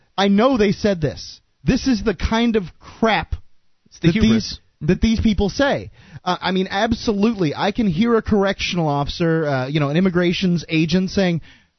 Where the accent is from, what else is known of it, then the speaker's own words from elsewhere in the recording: Florida, United States; accent: Southerner; I was born in Florida